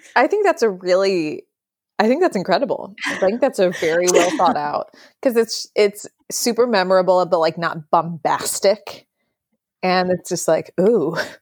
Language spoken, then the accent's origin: English; Wisconsin, United States; also born or lived in New Orleans; now in New York, United States; I lived in New Orleans before this, And I grew up in Wisconsin before that.